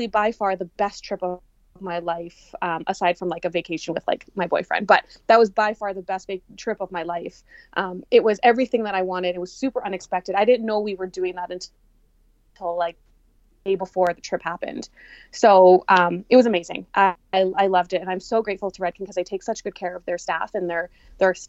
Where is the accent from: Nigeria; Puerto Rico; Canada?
Canada; I'm not from the States, you know, like, oh, she's flying in from Canada